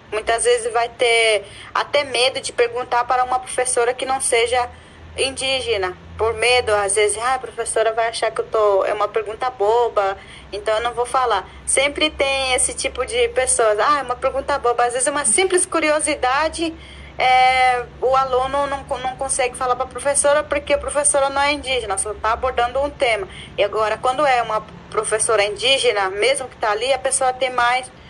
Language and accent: Portuguese; Amambai, Mato Grosso do Sul, Brazil; moved away as an adult; now in Dourados, Brazil; Eu sou de uma aldeia que se chama Guapuã, significa figueira, fica no município de Amambai. Atualmente eu moro na cidade de Dourados